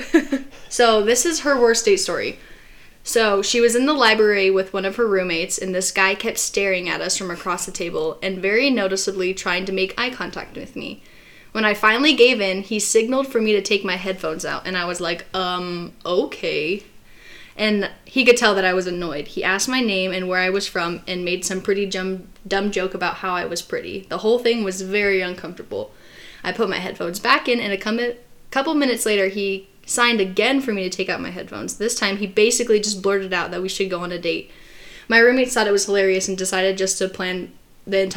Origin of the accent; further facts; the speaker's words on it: Arizona, United States; in Arizona, in our school, it was like, as soon as you turned 16